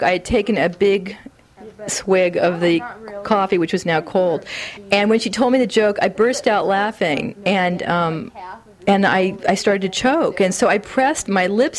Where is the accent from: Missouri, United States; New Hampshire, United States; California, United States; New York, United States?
California, United States; the San Fernando Valley; I was from the Valley